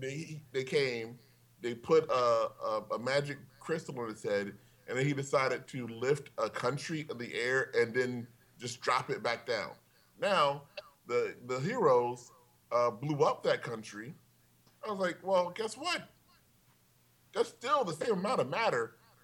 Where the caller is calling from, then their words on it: Glendale, United States; Hello. I'm …. I'm calling from Glendale.